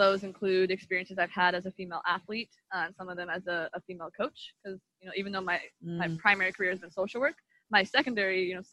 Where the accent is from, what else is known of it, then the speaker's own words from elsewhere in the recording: Oregon, United States; moved away as an adult; also born or lived in Miami, Florida; I grew up in Oregon